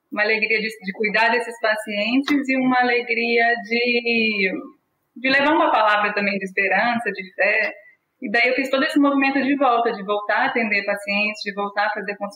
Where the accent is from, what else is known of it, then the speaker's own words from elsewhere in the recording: Minas Gerais, Brazil; now in São Paulo, Brazil; E aí eu me formei na Universidade Federal de Juiz de Fora, eu sou mineira